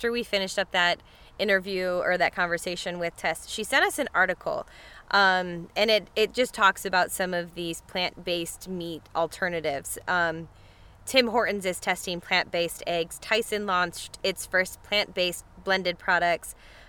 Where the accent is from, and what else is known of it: United States